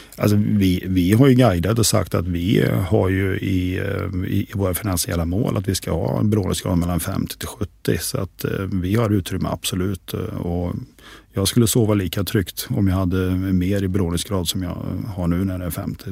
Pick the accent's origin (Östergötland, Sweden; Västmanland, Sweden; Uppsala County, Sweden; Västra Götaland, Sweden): Västra Götaland, Sweden; Västergötland; accent: västgöta dialect; also born or lived in Skövde; ni hör på min dialekt. Jag är inte stockholmare, jag är en västgöte